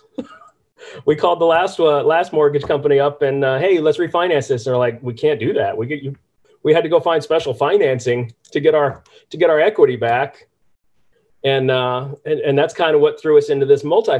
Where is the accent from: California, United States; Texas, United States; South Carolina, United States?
California, United States; moved away as an adult; now in Norfolk, Virginia, United States; I grew up in California area around rentals.